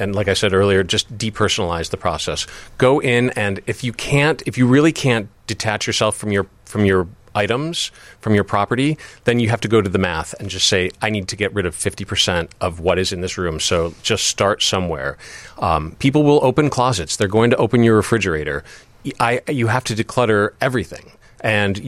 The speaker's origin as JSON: {"language": "English", "region": "East Coast", "country": "United States", "tie": "born or raised there", "also_born_or_lived": "Massachusetts / New York", "moved": "yes", "lives_now": "Chicago, United States", "said": "I was born and raised in Massachusetts and New York, and spent the first part of my life out there"}